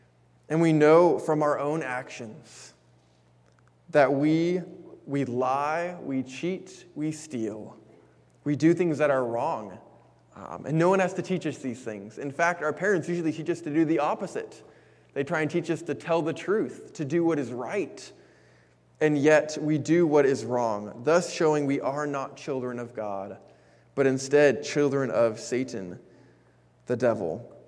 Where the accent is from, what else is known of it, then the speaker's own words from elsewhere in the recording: Japan; For myself, I had the pleasure of growing up in Japan because that's where I was born to my parents.